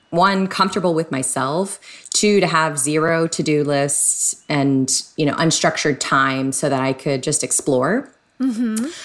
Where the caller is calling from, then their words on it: San Diego, California, United States; Yes, Southern California, it's San Diego. Very sunny day today.